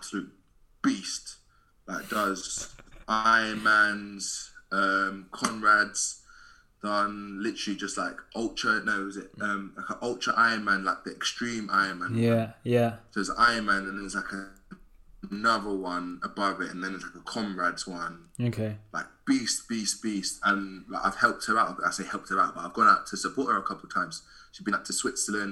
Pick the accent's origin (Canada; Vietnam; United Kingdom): United Kingdom; London; I'm from Southeast London myself